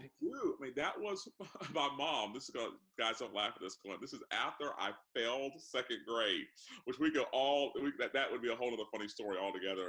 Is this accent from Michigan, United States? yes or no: no; Orlando, Florida, United States; Orlando, Florida